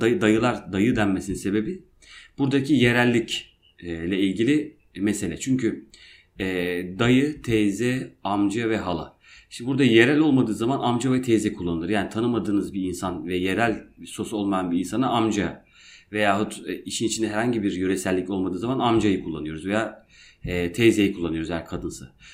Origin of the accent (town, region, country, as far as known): Şenkaya, Erzurum, Turkey; now in Izmir, Turkey